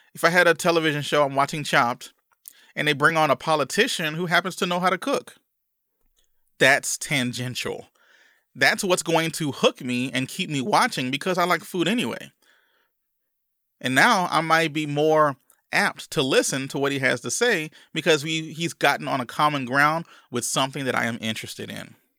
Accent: Louisiana, United States; growing up in Louisiana

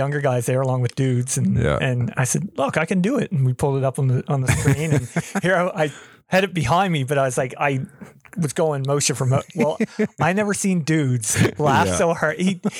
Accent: Brookfield, Nova Scotia, Canada; also born or lived in Stewiacke, Nova Scotia; growing up in Brookfield

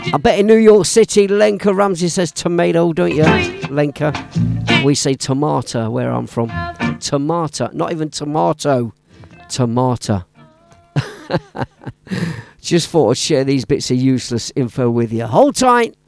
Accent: Leicester, East Midlands, United Kingdom; my hometown of Leicester City

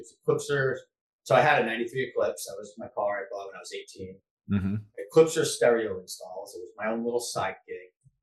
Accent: New Hampshire, United States; I'm from New Hampshire

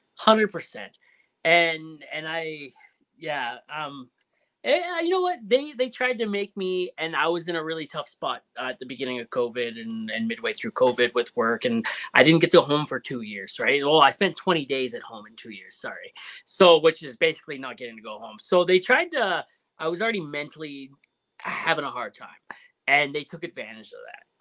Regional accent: Ontario, Canada; moved away; I'm from Ontario originally

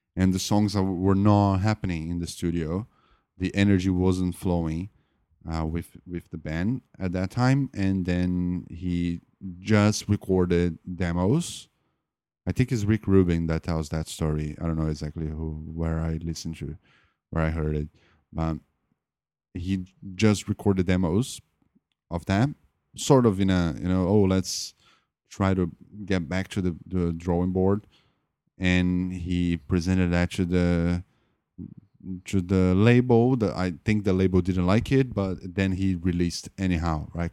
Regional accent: Brazil; I'm not an American. I'm a Brazilian

